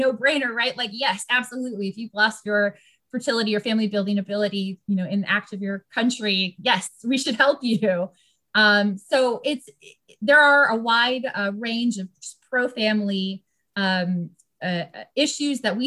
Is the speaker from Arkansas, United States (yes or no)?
no; Virginia, United States; I'm from Virginia